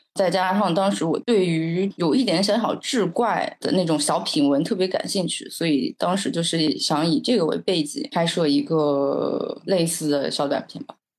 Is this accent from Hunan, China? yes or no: no; a small county town in Zhejiang, China; 我从小生长在一个小县城，就特别特别小的浙江的一个小县城，在我的那个县城，城市和自然是没有明显的分界线的。我觉得就是一个大号版的村镇，比如说当时我小时候就生活在河边